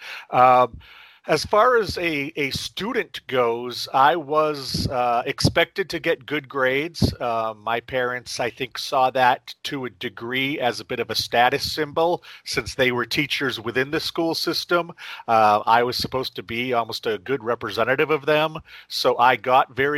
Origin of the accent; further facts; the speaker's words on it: central Maine, United States; also born or lived in Tokyo, Japan; I grew up in central Maine